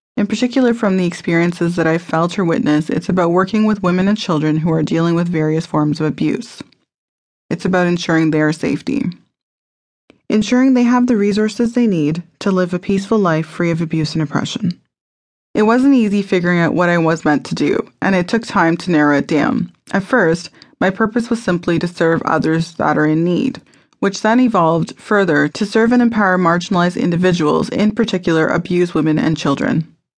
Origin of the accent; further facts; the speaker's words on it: Mississauga, Ontario, Canada; I was born in Mississauga, Ontario, Canada, on October the seventeenth, nineteen eighty